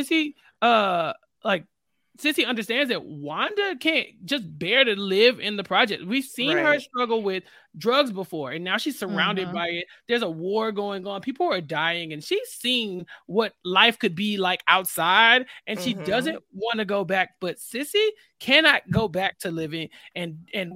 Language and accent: English; Texas, United States; I'm from Texas